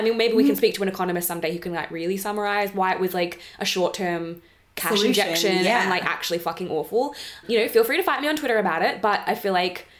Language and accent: English; Moe, Victoria, Australia; I was born in Mowi Hospital.